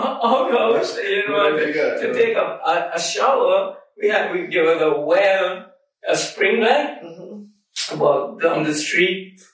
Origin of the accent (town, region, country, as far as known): Trinidad & Tobago; born or raised there; moved away as an adult; now in United States